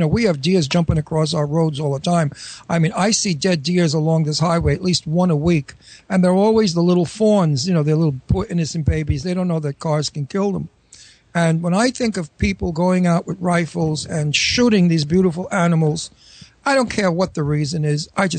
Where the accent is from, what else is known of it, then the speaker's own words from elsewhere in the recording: New York City, New York, United States; I'm a New York City boy. I was born and raised in New York.